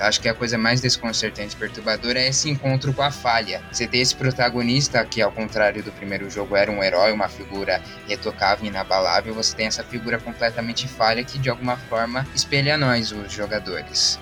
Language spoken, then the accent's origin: Portuguese; Brazil; minha própria vida triste como brasileiro